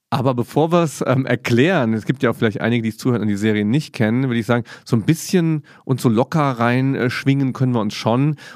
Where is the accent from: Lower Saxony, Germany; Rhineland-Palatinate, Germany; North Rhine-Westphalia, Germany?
Rhineland-Palatinate, Germany; Mainz; Das ist als Mainzer auch absolut